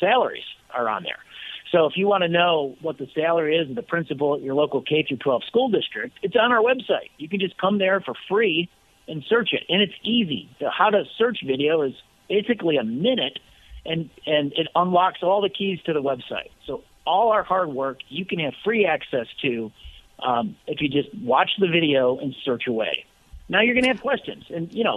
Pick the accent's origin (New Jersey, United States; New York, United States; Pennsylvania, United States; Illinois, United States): Illinois, United States; I'm from Illinois.